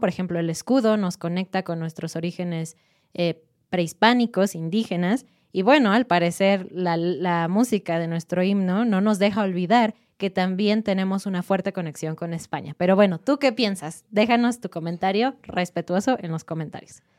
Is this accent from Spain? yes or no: no; Mexico; nosotros como mexicanos